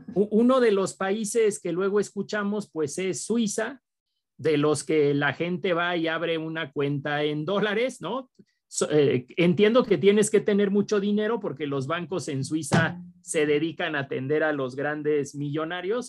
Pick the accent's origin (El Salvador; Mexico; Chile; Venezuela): Mexico